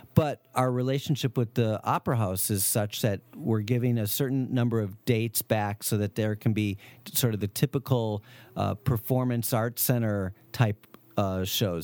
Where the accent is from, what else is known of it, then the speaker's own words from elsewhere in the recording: Wisconsin, United States; moved away; also born or lived in Chicago; I'm from Wisconsin